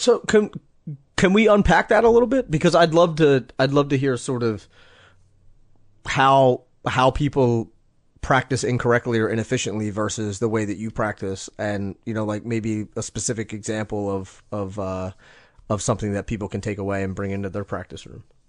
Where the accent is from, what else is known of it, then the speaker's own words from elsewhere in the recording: United States; I'm from the States